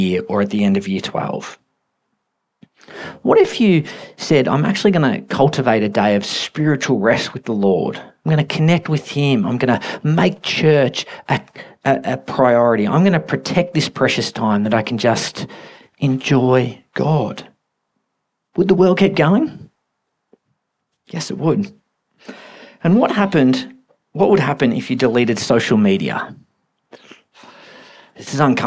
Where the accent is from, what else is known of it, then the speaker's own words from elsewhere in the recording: Australia; We're so Australian